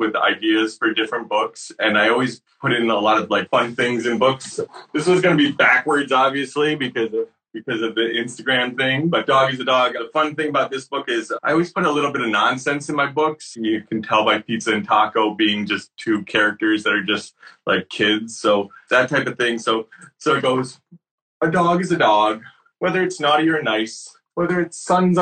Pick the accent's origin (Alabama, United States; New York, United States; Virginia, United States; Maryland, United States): New York, United States; Syracuse; I grew up in Syracuse, New York, and I had a group of friends there